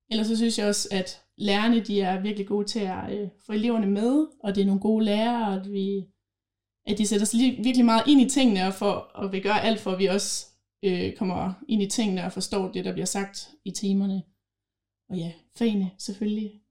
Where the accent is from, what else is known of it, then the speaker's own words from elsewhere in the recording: Holstebro, Central Denmark Region, Denmark; now in Herning, Denmark; Jeg var jo tilflytter fra Holstebro af, så jeg kendte faktisk ikke nogen som helst på Herning Gymnasium, da jeg startede.